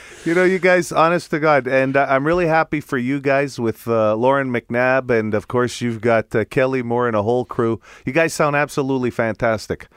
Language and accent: English; Italy; accent: Italian; now in Canada; my Italian accent.